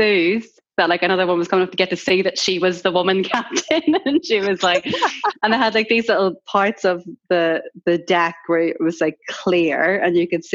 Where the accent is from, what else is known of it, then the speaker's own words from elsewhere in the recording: Ireland; moved away as an adult; now in London, United Kingdom; it obviously says that I'm Irish in my bio